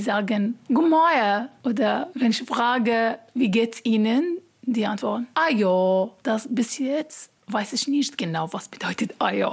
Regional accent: Iraq; German is a second language; moved away as an adult; now in Großrosseln, Germany; Ich komme aus dem Irak. Seit vier Jahren bin ich hier in Deutschland.

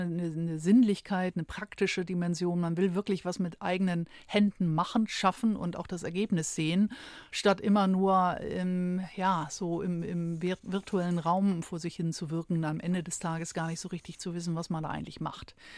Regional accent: Schleswig-Holstein, Germany; moved away; also born or lived in Hamburg; Also ich bin geboren in Schleswig-Holstein, jetzt bin ich wieder in Schleswig-Holstein gelandet

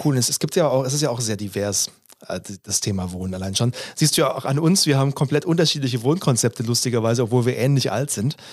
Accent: Stuttgart suburbs, Baden-Württemberg, Germany; ich komme aus dem Stuttgarter Speckgürtel, ich war so ein Großstadt, Mittel, Mittelstadt bis Großstadtkind.

